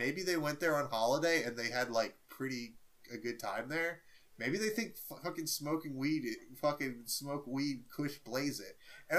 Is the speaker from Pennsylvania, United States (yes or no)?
no; New Orleans, Louisiana, United States; I grew up in New Orleans